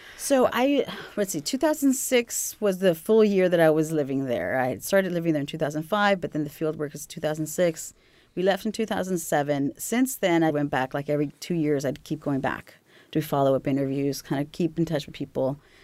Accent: California, United States; moved away; also born or lived in Texas / Mexico / Greater Lafayette, Indiana; I was born and raised in California, moved to Texas

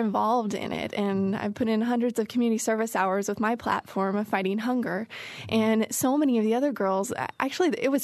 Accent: Houston, Texas, United States; moved away as an adult; also born or lived in Cedar Rapids, Iowa; now in Indiana, United States; when I turned five, my dad got a transfer down to Houston, Texas, and it was probably one of the best moves of our life. We missed our family, but it was just a wonderful place for me to grow up

